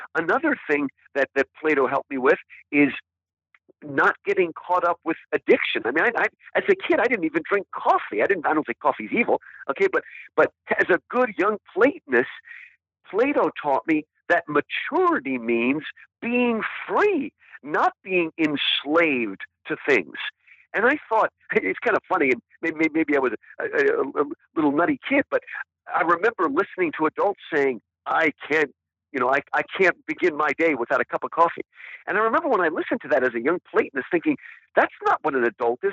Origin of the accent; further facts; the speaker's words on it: United States; I was born in America, that is who I am. I am an American